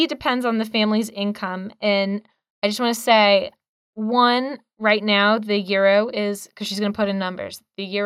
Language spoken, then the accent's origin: English; United States; as an American